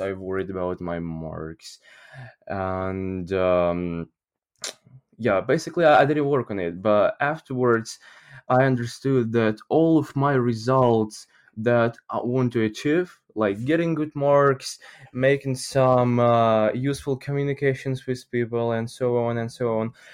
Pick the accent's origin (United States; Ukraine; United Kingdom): Ukraine; English is a second language; I'm from Ukraine